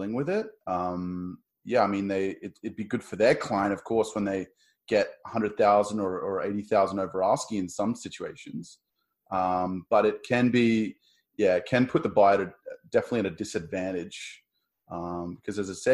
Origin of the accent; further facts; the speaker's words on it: Australia; moved away as an adult; also born or lived in Sydney, Australia; now in Toronto, Canada; I'm the Aussie. I'm going back home